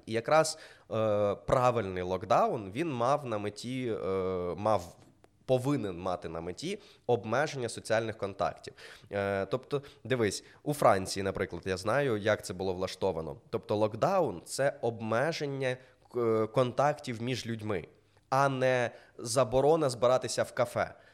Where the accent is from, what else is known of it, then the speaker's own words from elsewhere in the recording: Mykolaiv, Mykolaiv Oblast, Ukraine; я з Миколаєва